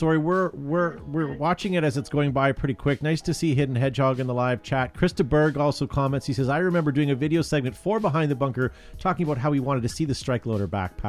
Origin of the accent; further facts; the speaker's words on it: Canada; because we're Canadian and we're charming